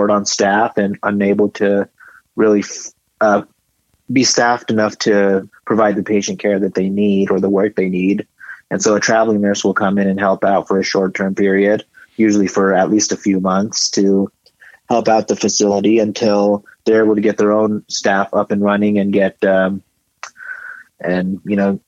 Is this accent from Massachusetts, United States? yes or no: no; Sparks, Nevada, United States; moved away as an adult; also born or lived in India / Reno, Nevada; now in Colorado, United States; Born in India, I grew up in Sparks, Nevada, and I went to the University of Nevada in Reno, and currently living in Colorado